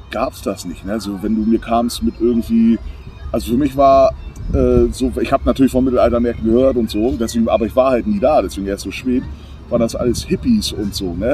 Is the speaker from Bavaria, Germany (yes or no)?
no; Berlin, Germany; aber ich komme ja aus Berlin und äh, viele meiner Klassenkameraden und Freunde, also ich bin deutsch-amerikanisch eigentlich groß geworden